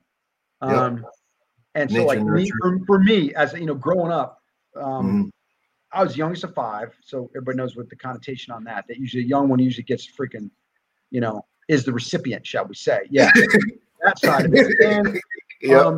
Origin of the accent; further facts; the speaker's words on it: New Jersey, United States; moved away; I grew up back East. I grew up in New Jersey